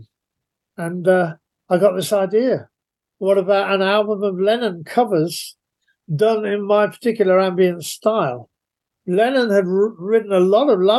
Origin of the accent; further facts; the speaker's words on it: London, United Kingdom; I'm a Londoner, so I've grown up